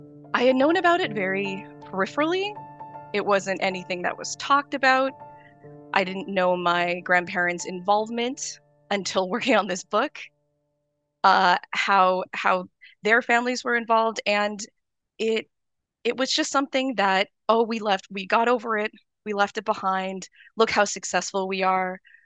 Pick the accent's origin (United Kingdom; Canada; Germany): Canada; So I am Canadian. I'm Japanese Canadian. My dad is Japanese. My grandfather was born in Canada, actually. So many, you know, few generations Canadian.